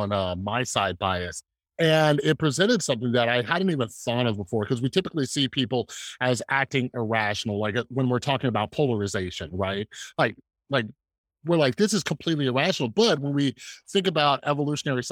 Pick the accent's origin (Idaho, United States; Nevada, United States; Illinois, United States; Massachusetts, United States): Nevada, United States; Las Vegas; also born or lived in Southern California, United States; Now I've been living in Las Vegas for most of my life